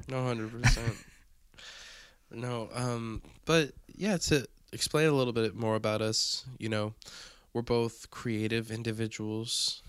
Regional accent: Evansville, Indiana, United States; from the booming metropolis of Evansville, Indiana

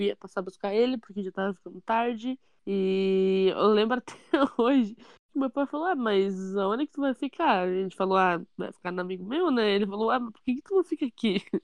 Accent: Curitiba, Paraná, Brazil; eu sou curitibana

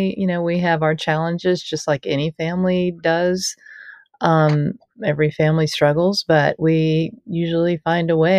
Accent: Tallahassee, Florida, United States; also born or lived in Jacksonville, Florida; I was born in the Panhandle, Florida town of Tallahassee, and we lived there until I was in elementary school, and then we moved to Jacksonville, Florida for about 4 years, and then we moved back to Tallahassee where I finished growing up and then went to college

